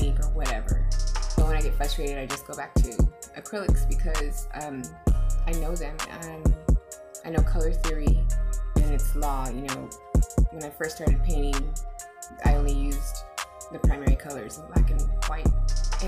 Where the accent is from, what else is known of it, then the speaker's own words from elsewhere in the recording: San Antonio, Texas, United States; I'm from the West Side originally